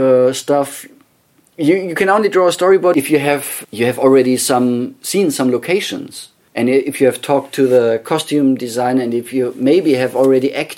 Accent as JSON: {"language": "English", "region": "Bavaria", "country": "Germany", "tie": "born or raised there", "second_language": "English", "moved": "yes"}